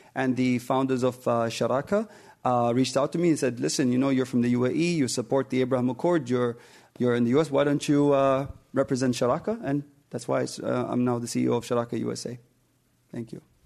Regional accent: United Arab Emirates; I'm from the United Arab Emirates

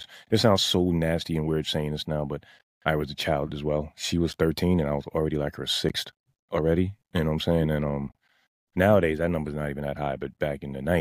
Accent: New York City, New York, United States; I grew up in Bronx, New York

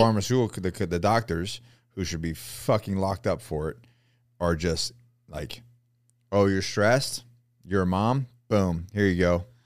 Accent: Florida, United States; I grew up in Florida.

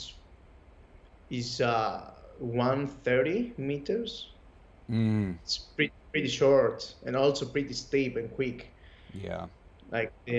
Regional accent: Kalamata, Peloponnese, Greece; English is a second language; moved away as an adult; now in Athens, Greece; I'm actually not from Athens. I'm from a town named Kalamata, and it's a summer city too, so I'm used of the beach as well. I moved recently to Athens.

